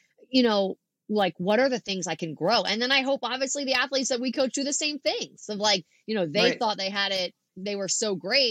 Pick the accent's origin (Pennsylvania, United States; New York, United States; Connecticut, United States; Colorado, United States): Pennsylvania, United States; Philadelphia; I'm like from Philadelphia